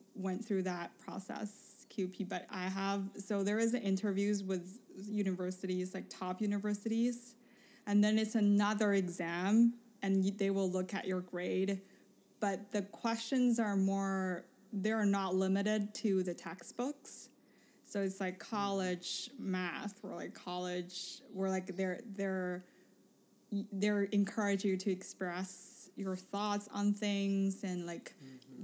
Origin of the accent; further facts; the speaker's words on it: Beijing, China; moved away; I came from Beijing